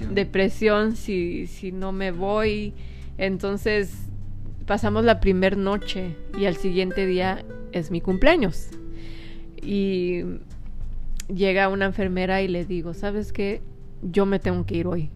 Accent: Mexico; somos mexicanos

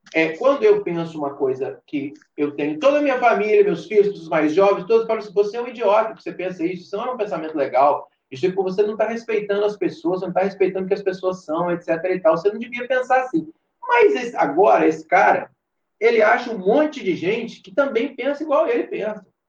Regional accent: São João Nepomuceno, Minas Gerais, Brazil; moved away as an adult; also born or lived in Juiz de Fora; a minha infância e adolescência tem com São João

